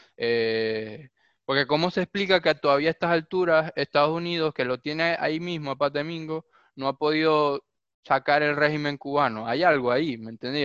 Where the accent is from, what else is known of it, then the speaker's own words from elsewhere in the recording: Venezuela; now in Argentina; Nosotros mismos en Venezuela